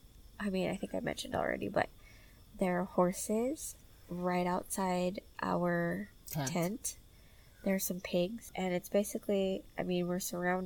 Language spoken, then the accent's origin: English; California, United States; we are from California.